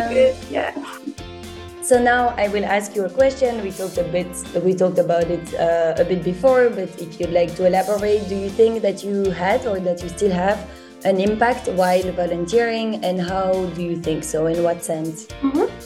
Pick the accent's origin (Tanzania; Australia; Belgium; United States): Belgium; I'm from Belgium